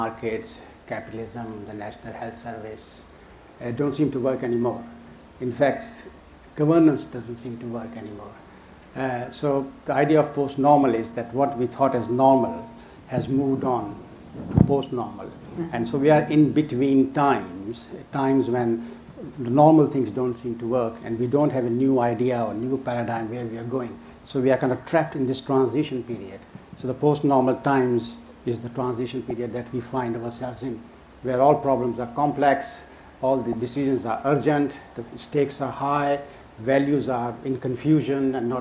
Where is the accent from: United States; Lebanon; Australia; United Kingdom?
United Kingdom; London; also born or lived in Karachi, Pakistan; I spent my first like seven, eight years in Pakistan before I moved to Hackney. So basically, I grew up in Hackney